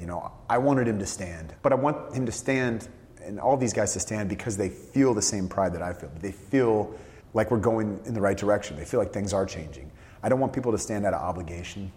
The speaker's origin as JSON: {"language": "English", "area": "San Francisco Bay Area", "region": "California", "country": "United States", "said": "I grew up a 49ers fan. I'm from the San Francisco Bay Area."}